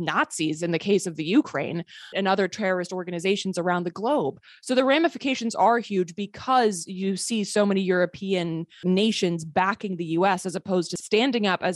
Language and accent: English; Sweden; moved away; I grew up partially in Sweden. I'm a Swedish citizen